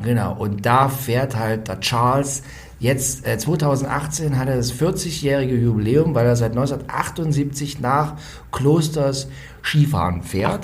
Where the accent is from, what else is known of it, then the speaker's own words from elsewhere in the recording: Ore Mountains foreland, Saxony, Germany; ich komme aus dem Erzgebirgsvorland. Das heißt, früher in den äh, frühen 80ern, als ich Kind war, da lag da auch noch relativ viel Schnee